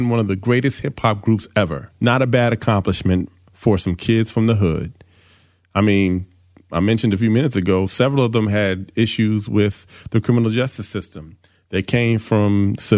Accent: East Coast, United States; also born or lived in Philadelphia; I grew up on the East Coast

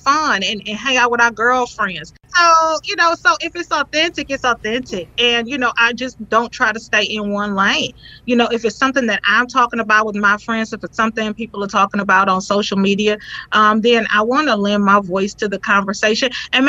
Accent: the South, United States; moved away; originally, you know, I'm from the South

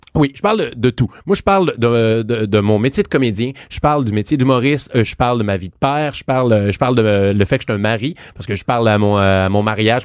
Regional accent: Saint-Jean-sur-Richelieu, Quebec, Canada; je viens de Saint-Jean-sur-Richelieu

